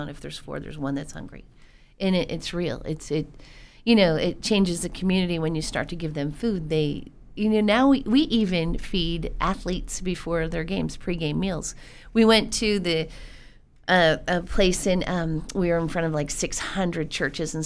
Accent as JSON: {"language": "English", "town": "Keller", "region": "Texas", "country": "United States", "said": "We're from Keller. We're a family out of Keller that started this nonprofit in 2009."}